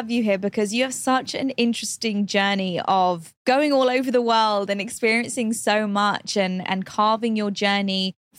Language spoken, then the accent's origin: English; London, United Kingdom; for me, I was born and raised in London. However, Indian heritage, right? And I always felt like such a hybrid. I never knew where I belonged, so to say. I was British, but I didn't feel British enough.